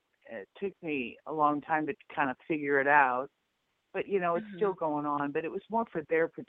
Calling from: Nebraska, United States; I'm in Nebraska.

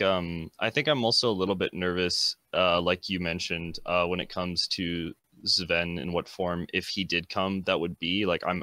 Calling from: Boise, Idaho, United States; Boise, Idaho.

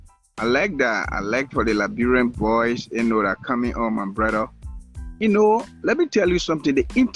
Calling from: Minnesota, United States; I'm calling you from Minnesota.

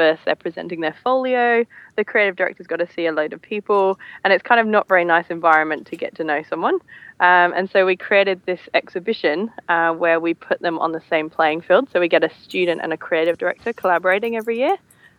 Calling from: Tasmania, Australia; I am sitting in my hammock in my new house in Tasmania overlooking the ocean.

